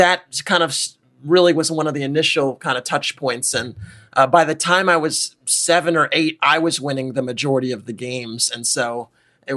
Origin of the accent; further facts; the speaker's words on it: New York City, New York, United States; I grew up in Harlem, in the heart of New York City